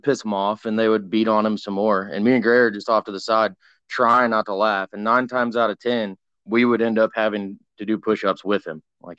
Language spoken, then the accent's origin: English; Washington, United States; also born or lived in Oregon; now in Texas, United States; Well, I live in Texas now. But I was from all over Washington, Oregon, all over the place.